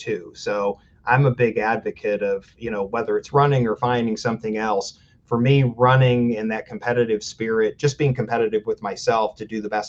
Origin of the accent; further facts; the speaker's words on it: Fremont, Ohio, United States; I grew up in Fremont, Ohio, smaller town in Northwest Ohio